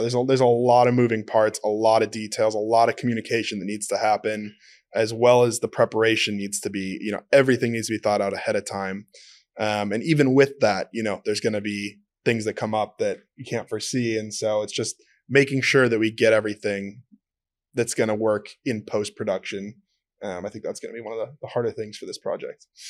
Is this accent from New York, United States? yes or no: no; Minnesota, United States; I'm from Minnesota